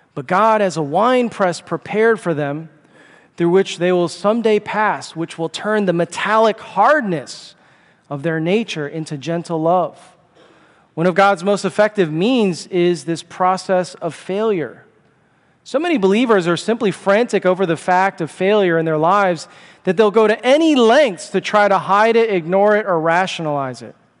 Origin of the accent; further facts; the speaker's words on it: Chicago, Illinois, United States; I'm from Chicago